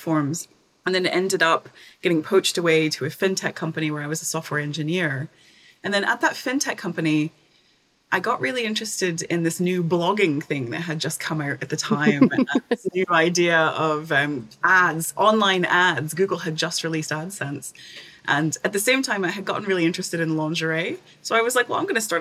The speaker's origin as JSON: {"language": "English", "region": "East Tennessee", "country": "United States", "also_born_or_lived": "Edinburgh, Scotland", "moved": "as an adult", "said": "So I'm from Tennessee originally, the East Tennessee, the mountains, the Smoky Mountains of Tennessee"}